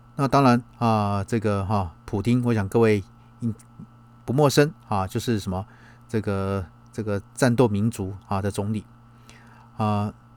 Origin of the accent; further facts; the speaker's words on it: Taiwan; 包括我们台湾人过去